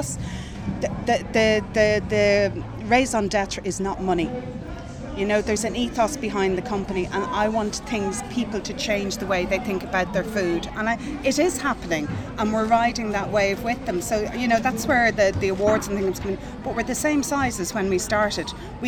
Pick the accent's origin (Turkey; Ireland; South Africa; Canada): Ireland; Dublin, Leinster; also born or lived in Donegal; now in Gorey, Ireland; I came from Dublin originally, from Donegal in Dublin. But my family are everywhere, so it doesn't really matter.